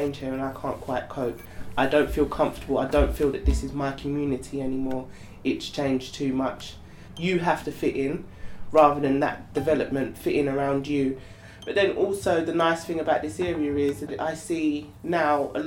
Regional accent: London, United Kingdom; Growing up in Tower Hamlets as a black girl

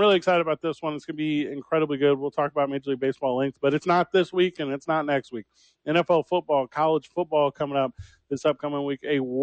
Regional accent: Midwest, United States; moved away as an adult; I'm back in my hometown

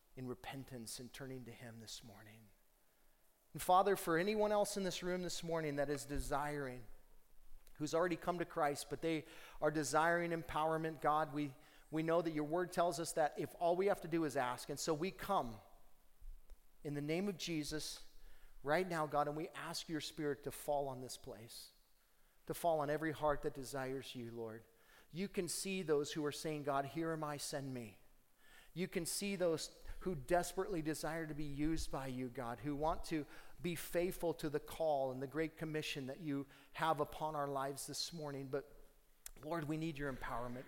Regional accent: United States; I've been able to walk in freely as an American business person

